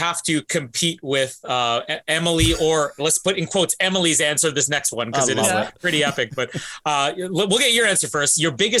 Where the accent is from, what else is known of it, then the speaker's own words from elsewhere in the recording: Winnipeg, Manitoba, Canada; I'm from Winnipeg